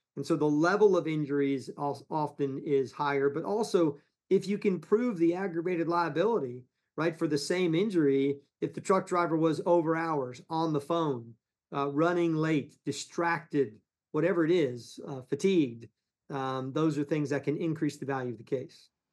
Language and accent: English; Ponce Inlet, Florida, United States; also born or lived in New York / Palm Beach, Florida; We grew up in Ponce Inlet